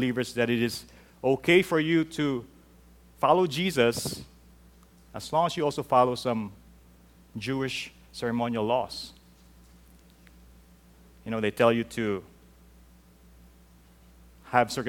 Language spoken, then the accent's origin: English; Mandaluyong, Metro Manila, Philippines; moved away; growing up in the Philippines, I held on to this. In our church in Mandaluyong City